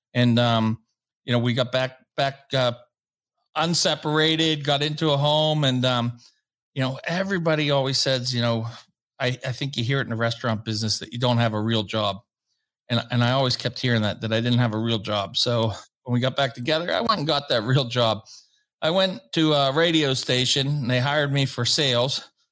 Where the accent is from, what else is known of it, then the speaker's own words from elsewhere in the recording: Pittsburgh, Pennsylvania, United States; also born or lived in Wilkes-Barre; we moved back from Wilkes-Barre to Pittsburgh